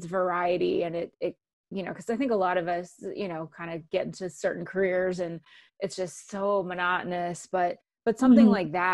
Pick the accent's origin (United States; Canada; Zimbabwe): Canada; first language English; moved away; I'm actually originally from Canada